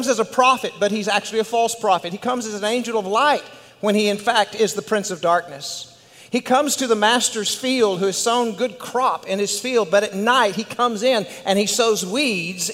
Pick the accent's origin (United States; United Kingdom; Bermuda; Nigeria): United States; West Texas; accent: West Texas; my West Texas accent